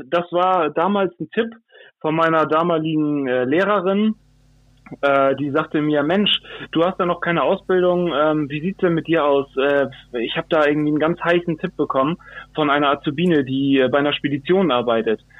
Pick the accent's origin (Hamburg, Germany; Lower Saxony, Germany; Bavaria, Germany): Hamburg, Germany; bin gebürtiger Hamburger, wo ich auch sehr stolz drauf bin. Ähm, Hamburg meine Perle sozusagen. Ähm, genau, in Altona geboren und äh, in Wandsbek aufgewachsen.